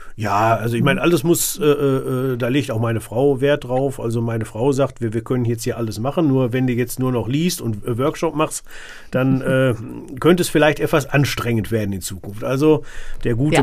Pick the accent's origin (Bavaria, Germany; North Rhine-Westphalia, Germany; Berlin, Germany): North Rhine-Westphalia, Germany; Sauerland; wo ich herkomme, das ist äh, äh tiefstes Sauerland